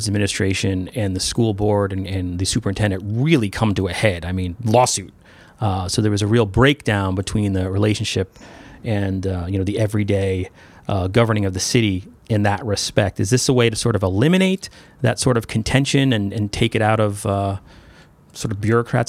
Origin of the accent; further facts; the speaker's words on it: New York, United States; moved away as an adult; now in Derby, United States; I come from New York, where everybody was 4 years, and it was different for me to come here as a reporter